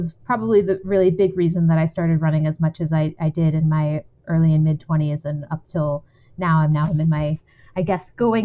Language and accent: English; San Antonio, Texas, United States; Yeah, I grew up in San Antonio, Texas